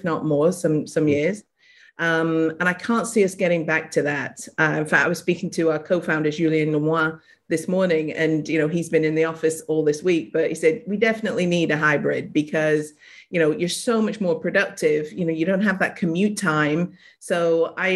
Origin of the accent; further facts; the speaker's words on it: England, United Kingdom; moved away as an adult; now in United States; I'm originally from England, but been living in the States for